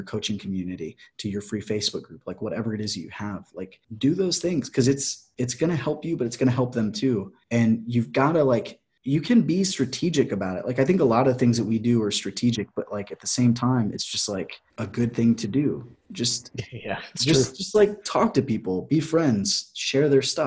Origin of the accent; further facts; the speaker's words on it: Clear Lake, United States; moved away; back home in Clear Lake